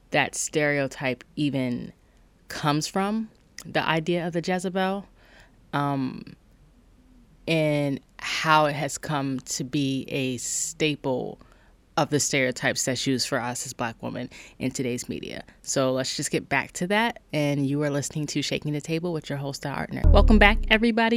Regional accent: Charleston, South Carolina, United States; I'm from Charleston, South Carolina

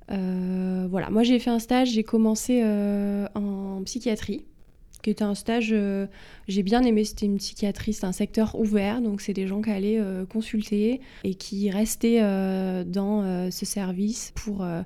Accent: Cannes, Provence-Alpes-Côte d'Azur, France; moved away as an adult; now in Paris, France; je suis originaire du sud de la France, euh, du sud-est. J'ai fait mes études à Cannes, Mhm. près de Cannes. Et j'ai été au lycée à Cannes

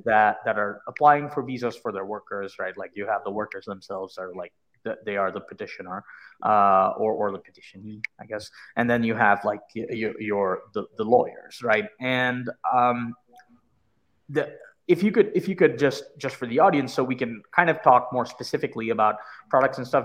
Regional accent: India; now in United States; I immigrated here from India

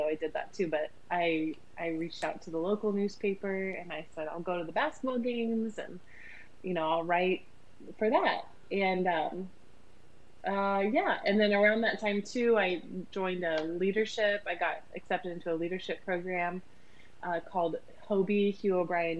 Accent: Ohio, United States; I grew up in a really small town in Ohio, about 1,000 people in my town

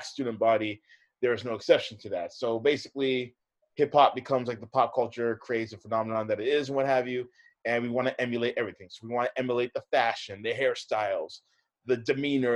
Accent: Hamilton, Ontario, Canada; also born or lived in Oakville / Mississauga; So I grew up on the west side of the GTA. So I grew up in Hamilton.

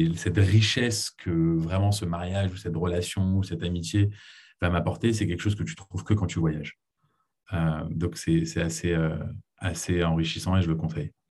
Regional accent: Paris, Île-de-France, France; moved away as an adult; also born or lived in United States / Israel / Boston / New York; je suis né aux États-Unis, ensuite on a déménagé avec ma famille à Paris, c'est là où j'ai grandi.

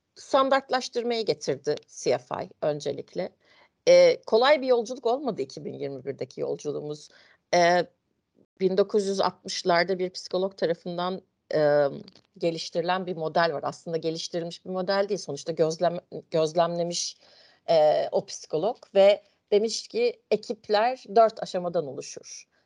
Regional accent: Ankara, Turkey; ben Ankara'da doğdum, büyüdüm

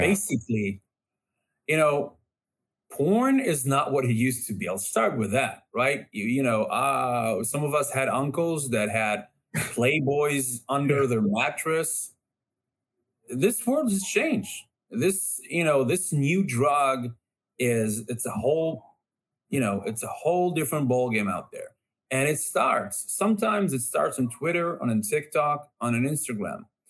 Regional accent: Israel; growing up in Israel

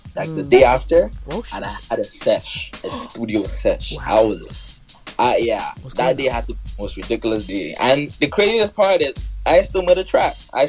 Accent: Nigeria; I'm from Nigeria

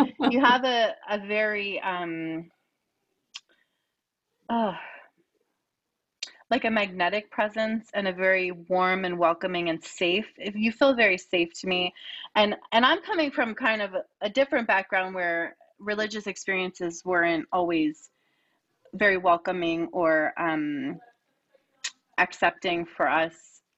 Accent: Lower Bucks County, Pennsylvania, United States; I grew up in Lower Bucks County, which was so many different religions

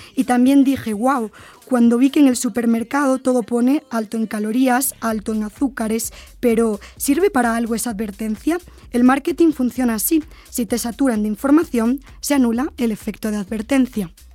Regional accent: Spain; moved away as an adult; now in Puebla, Mexico; Vengo de España, de la Universidad Nebrija

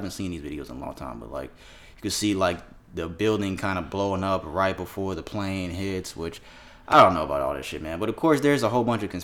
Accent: South Florida, United States; I'm from South Florida

